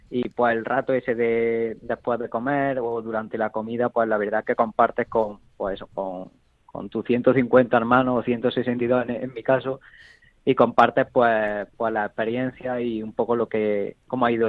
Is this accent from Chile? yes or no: no; Andalusia, Spain; Yo soy más del sur, no soy gallego.